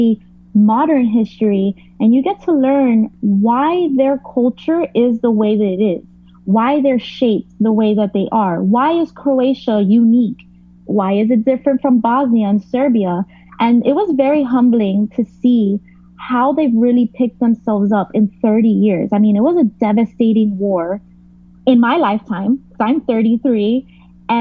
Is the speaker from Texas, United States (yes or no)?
no; Miami, Florida, United States; I'm from Miami